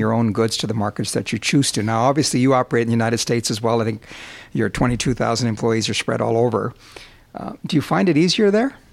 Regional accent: Alberta, Canada; I grew up in Alberta

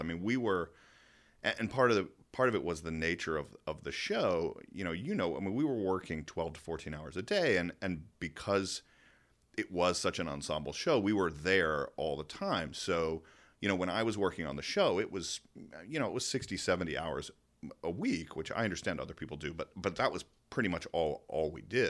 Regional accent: Georgia, United States; moved away; I was from Georgia

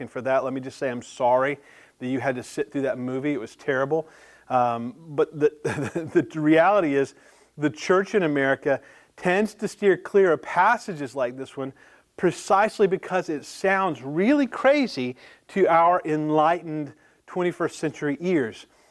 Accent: the South, United States; growing up in the South

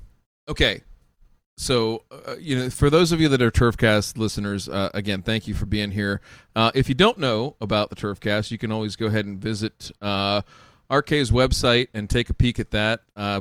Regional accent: Midwest, United States; we're from the Midwest.

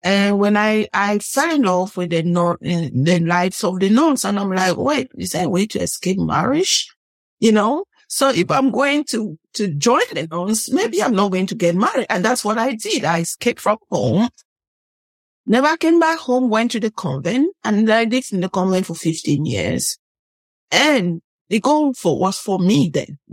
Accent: Northwest Region, Cameroon; moved away; I'm from Cameroon, the western part of, I would say central west part of Africa.

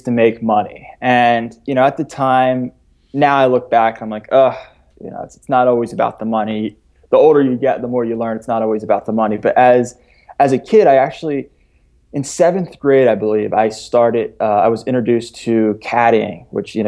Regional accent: Philadelphia, Pennsylvania, United States; I was born in Philadelphia

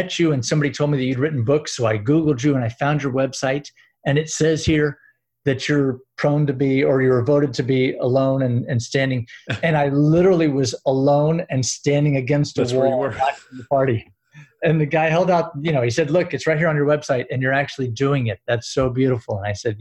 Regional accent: Gainesville, Florida, United States; I'm from Gainesville, Florida, where the University of Florida is.

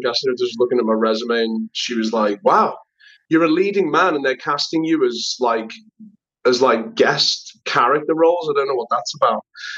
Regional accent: Liverpool, North West England, United Kingdom; moved away as an adult; also born or lived in London; now in Los Angeles, United States; I'm from Liverpool in the north of England, which is a quite working class town.

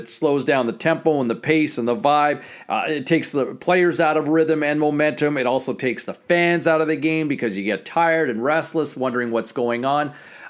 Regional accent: Ottawa, Ontario, Canada; I'm from Ottawa originally.

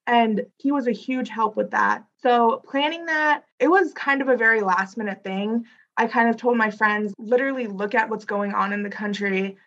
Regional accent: Wentzville, Missouri, United States; my school, we come from Wentzville is like a very red area

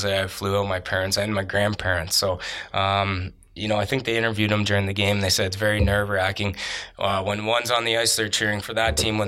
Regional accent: Canada; being Canadian

